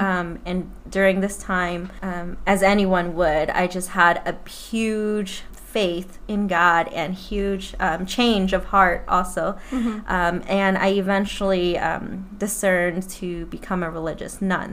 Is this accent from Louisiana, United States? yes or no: yes; New Orleans, Louisiana, United States; moved away as an adult; now in Plano, United States; I am from New Orleans and I've moved to Plano, Texas about three and a half years ago